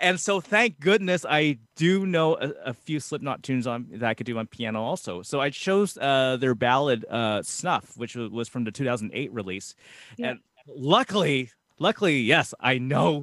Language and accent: English; Canada; us being a Canadian group